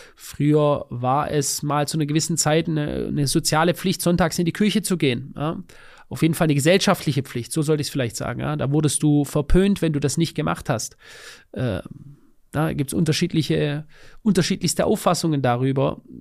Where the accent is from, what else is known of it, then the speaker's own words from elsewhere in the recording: Germany; bei uns in Deutschland